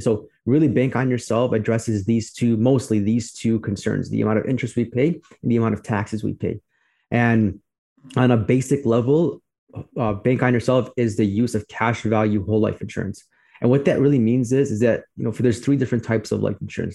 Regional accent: Chicago, Illinois, United States; I'm from Chicago as well, like you. I grew up on the southwest in the southwest suburbs of Chicago, and now I live on the north side

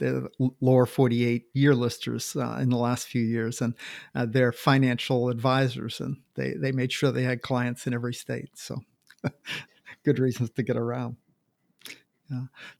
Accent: Washington, United States; I'm from Washington, and I'm from Washington. Same idea. We have a eastern part of the state and the western part of the state

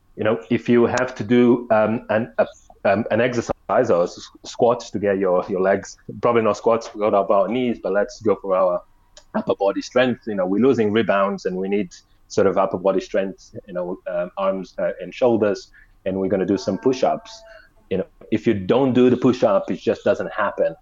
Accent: Angola; us growing up in Angola

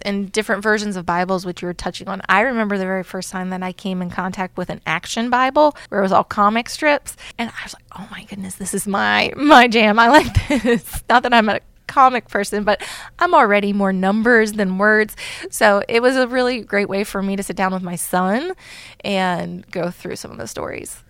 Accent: Campbell County, northern Kentucky, United States; moved away; I'm from northern Kentucky, Campbell County, right by, actually, Cincinnati.

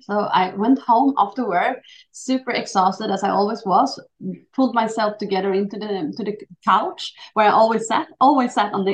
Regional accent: Sweden; also born or lived in Chile; I was born in Chile, so I was adopted to Sweden when I was 11 weeks old. So I always been, you know, not Swedish but Swedish

